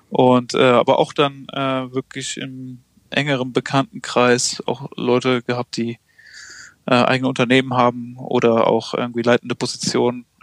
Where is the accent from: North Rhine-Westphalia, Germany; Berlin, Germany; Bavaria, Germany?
North Rhine-Westphalia, Germany; Merzenich; Ich meine, ich komme ich komme ja ursprünglich aus Merzen, nicht bei Düren. Das war, mein Horizont ging von Köln bis Aachen